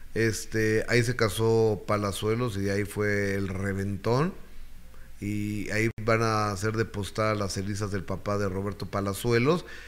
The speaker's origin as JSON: {"language": "Spanish", "country": "Mexico", "said": "en México en especial somos muy devotos de los Reyes Magos"}